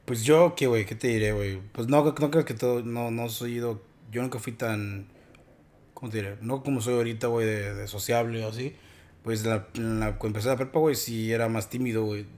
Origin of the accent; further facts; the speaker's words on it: Mexico; now in United States; como los mexicanos somos